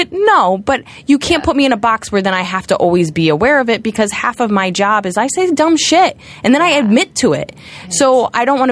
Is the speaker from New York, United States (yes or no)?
yes; New York, United States; being a New Yorker